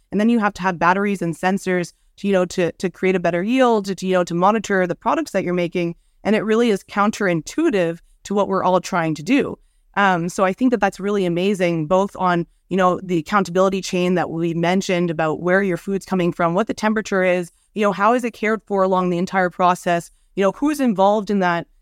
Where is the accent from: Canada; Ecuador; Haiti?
Canada; Montreal, Quebec; my hometown of Montreal